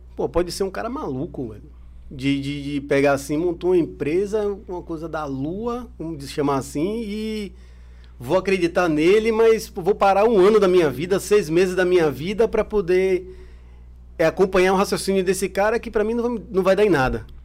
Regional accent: Brazil; eu sou brasileiro

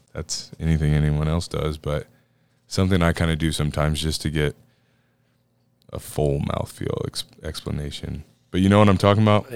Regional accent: Iowa, United States; out of Decorah, Iowa, shout out my home state

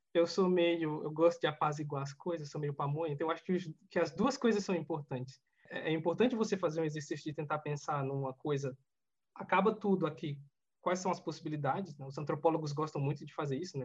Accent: Alagoas, Brazil; moved away; eu nasci em Alagoas, né, numa cidade muito, muito pobre

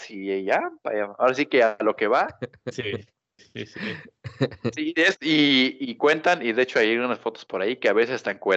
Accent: Mexico City, Mexico; moved away; como buen chilango, pues obviamente no conocía el mar al principio.

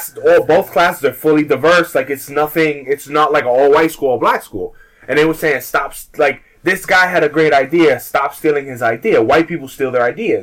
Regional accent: United States; we're American

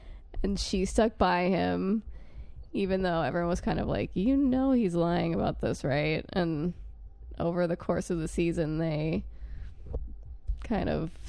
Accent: New York, United States; I'm from New York

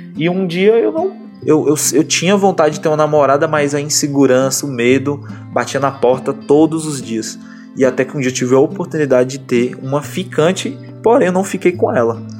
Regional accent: Bahia, Brazil; also born or lived in Barreiras, Bahia; E a minha mãe, ela, ela criou a gente aqui.

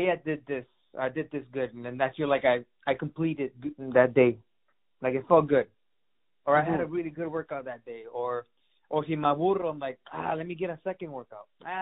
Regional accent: Chicago, Illinois, United States; also born or lived in Mexico City, Mexico; I was born in Chicago, moved in Mexico City, and then I moved back when I was six

